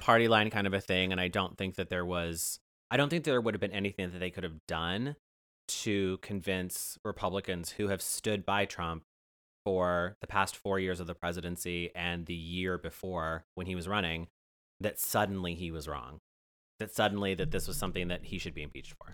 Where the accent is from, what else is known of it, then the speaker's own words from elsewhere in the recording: Ohio, United States; I'm from Ohio